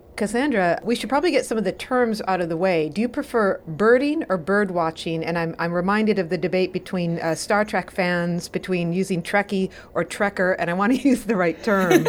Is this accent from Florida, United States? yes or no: no; Wisconsin, United States; I am from Wisconsin, too